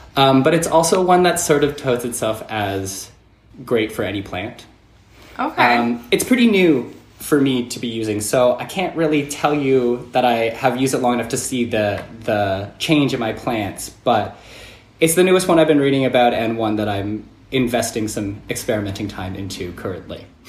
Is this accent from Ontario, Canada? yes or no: yes; about an hour outside of Toronto, Ontario, Canada; now in United States; I grew up about an hour outside of Toronto in in a rural farming town that's pretty small.